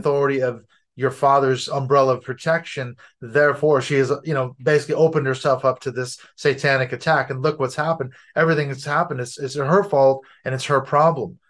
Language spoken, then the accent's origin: English; United States; moved away as an adult; now in North Wales, United Kingdom